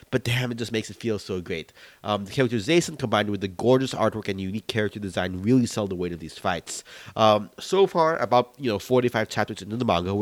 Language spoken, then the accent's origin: English; United States; as a Filipino-American